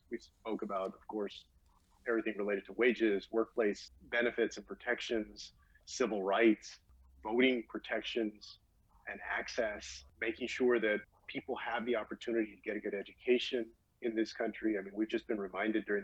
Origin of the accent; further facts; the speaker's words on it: San Antonio, Texas, United States; my hometown of San Antonio